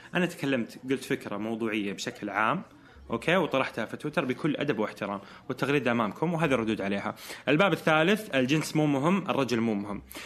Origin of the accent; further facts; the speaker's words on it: Eastern Province, Saudi Arabia; moved away as an adult; now in Jeddah, Saudi Arabia; فإحنا كرجال سعوديين